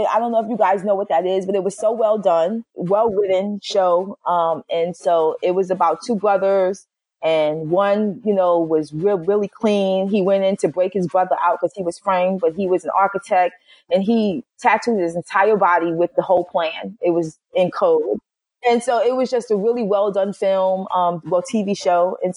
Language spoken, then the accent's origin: English; Brooklyn, New York, United States; you know, I'm from Brooklyn. I got to take it all the way back to hip hop and say ….